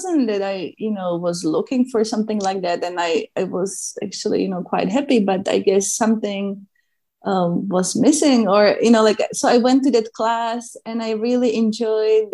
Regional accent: Czechia; moved away; I grew up in Czech Republic, and Czech Republic doesn't have an ocean or sea.

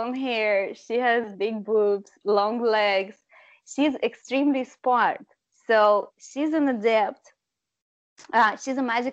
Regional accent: Russia; English is a second language; now in United States; I'm from Russia

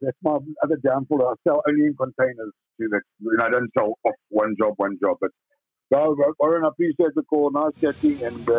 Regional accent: South Africa; moved away as an adult; now in United States; I'm a South African. I love South Africa. Always will. And I'm in America because I want to be with my family

